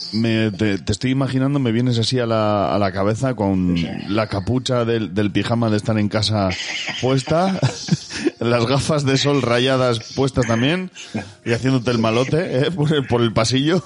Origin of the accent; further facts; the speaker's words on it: Basque Country, Spain; soy vasco